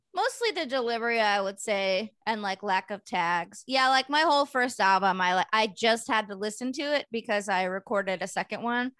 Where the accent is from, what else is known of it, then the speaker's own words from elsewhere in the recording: Bay Area, California, United States; moved away as an adult; now in Los Angeles, United States; I grew up in the Bay in the eighties and nineties